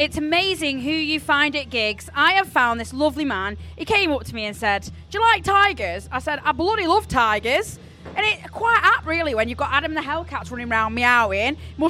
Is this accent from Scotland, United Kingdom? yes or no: no; Stoke-on-Trent, West Midlands, United Kingdom; I'm from Stoke-on-Trent.